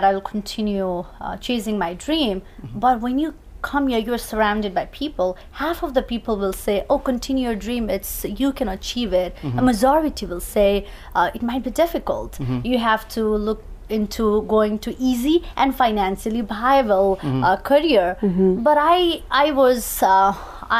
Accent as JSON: {"language": "English", "country": "Nepal", "moved": "as an adult", "lives_now": "New York City, United States", "said": "I'm originally from Nepal. I came to United States 6 years ago from Nepal, leaving my very promising career in Nepal"}